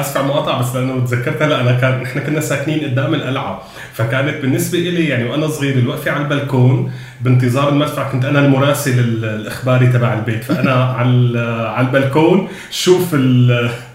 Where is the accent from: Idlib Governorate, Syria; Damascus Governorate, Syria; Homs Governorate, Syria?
Homs Governorate, Syria; Homs; moved away; من وجهه نظري كحمصي